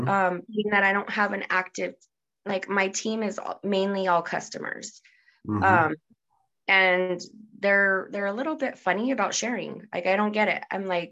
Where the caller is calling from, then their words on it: Albuquerque, New Mexico, United States; From Albuquerque, New Mexico.